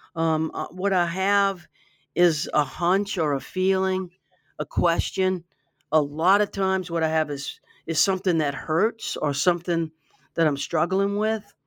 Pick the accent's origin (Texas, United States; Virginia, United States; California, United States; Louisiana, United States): Louisiana, United States; Baton Rouge; I grew up in Baton Rouge